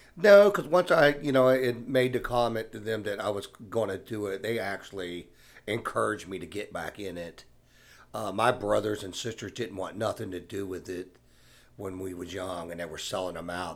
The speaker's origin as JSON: {"language": "English", "town": "Savannah", "region": "Georgia", "country": "United States", "tie": "born or raised there", "said": "Born and raised in Savannah"}